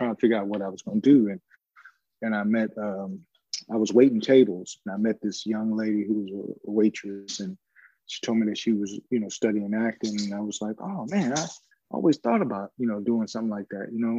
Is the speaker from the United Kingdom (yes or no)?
no; Chicago, Illinois, United States; growing up in Chicago, you know, it was really like it's a working town